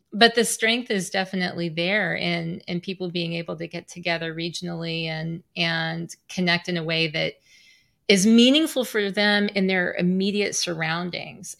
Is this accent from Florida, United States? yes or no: no; Southwest Missouri, United States; moved away; my hometown in Southwest Missouri